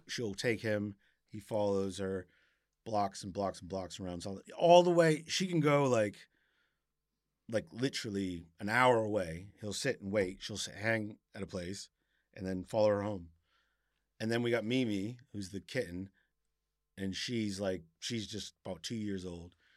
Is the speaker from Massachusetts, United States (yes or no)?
yes; Cape Cod, Massachusetts, United States; moved away as an adult; now in South London, United Kingdom; I grew up in Massachusetts in Cape Cod